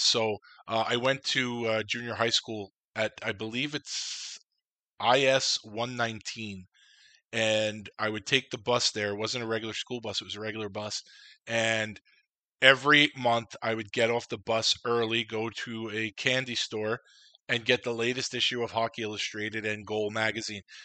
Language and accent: English; New York City, New York, United States; also born or lived in Long Island; as a kid growing up in Queens at the time, actually, before I moved to Long Island